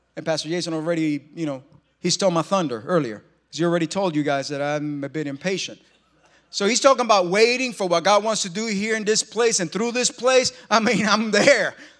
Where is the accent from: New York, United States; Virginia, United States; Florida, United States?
New York, United States; moved away; We're from New York